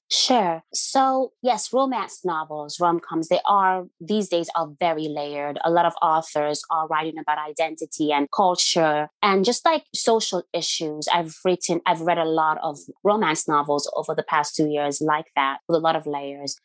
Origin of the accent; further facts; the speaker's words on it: Nigeria; moved away; I don't live there. When I lived there, I was young